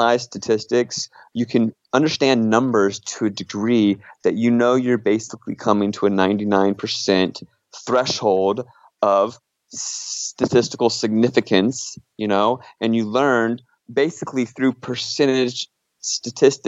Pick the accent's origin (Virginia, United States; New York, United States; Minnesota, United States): Virginia, United States; moved away; back home where I grew up in Virginia